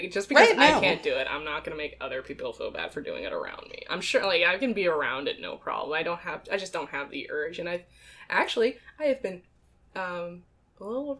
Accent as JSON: {"language": "English", "region": "Minnesota", "country": "United States", "tie": "born or raised there", "said": "I grew up in Minnesota, land of a thousand lakes"}